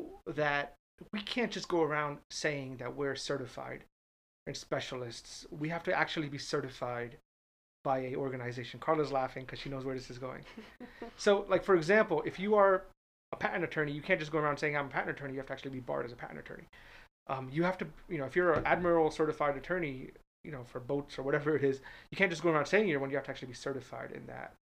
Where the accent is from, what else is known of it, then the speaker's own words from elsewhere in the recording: Northeast, United States; now in Orlando, United States; I'm from the Northeast